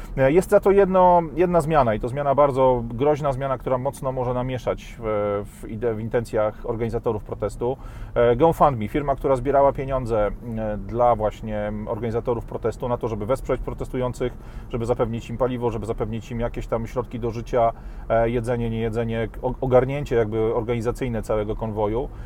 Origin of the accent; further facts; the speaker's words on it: Poland; also born or lived in Warsaw; takich ludzi jak my z Polski